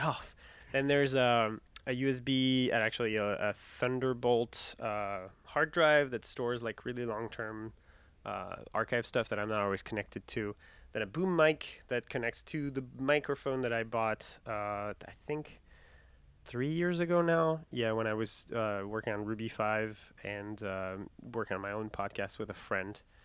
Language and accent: English; France; English is a second language; moved away as an adult; also born or lived in Winter Park, Florida, United States; I'm not American. I'm French